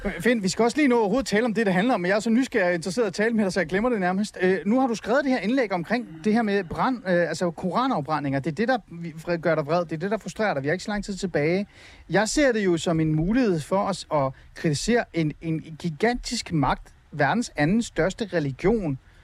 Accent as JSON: {"language": "Danish", "country": "Denmark", "tie": "born or raised there", "also_born_or_lived": "Iran", "said": "jeg er vokset op i Danmark og anser mig som dansker"}